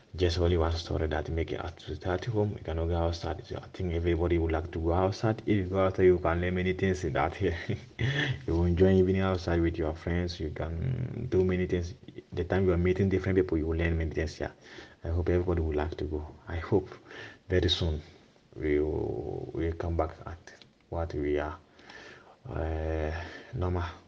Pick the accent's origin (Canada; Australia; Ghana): Ghana; English is a second language; now in Gravina di Catania, Italy; I'm coming from Ghana. I'm staying in Gravina, Catania.